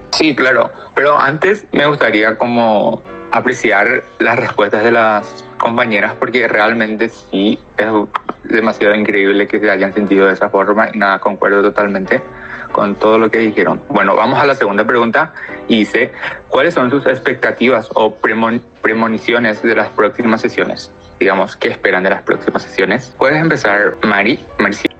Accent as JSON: {"language": "Spanish", "country": "Paraguay", "said": "soy de Paraguay"}